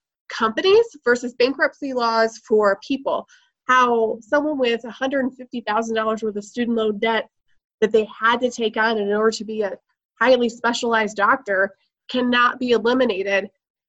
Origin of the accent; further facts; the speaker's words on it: Michigan, United States; now in Laramie, United States; I was born and raised in Michigan